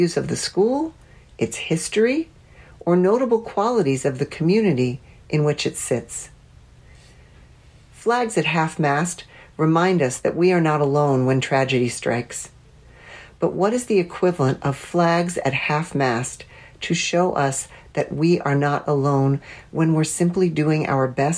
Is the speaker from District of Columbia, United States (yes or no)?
yes; Washington, District of Columbia, United States; my hometown of Washington, D.C.